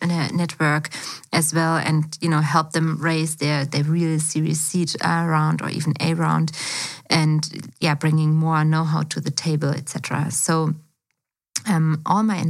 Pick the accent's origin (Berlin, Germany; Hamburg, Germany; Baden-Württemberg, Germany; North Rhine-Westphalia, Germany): Berlin, Germany; also born or lived in China; I was actually born and raised in Berlin as well. So I'm from Schöneberg